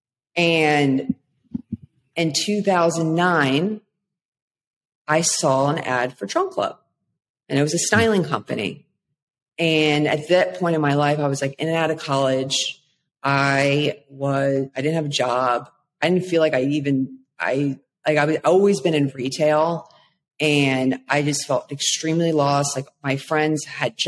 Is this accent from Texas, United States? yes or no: no; Maryland, United States; moved away as an adult; also born or lived in Florida; I needed to move back home. I'm from Maryland originally